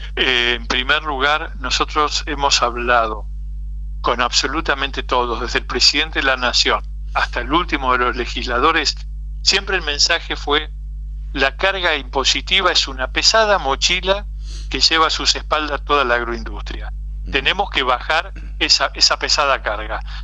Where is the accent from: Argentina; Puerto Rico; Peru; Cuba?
Argentina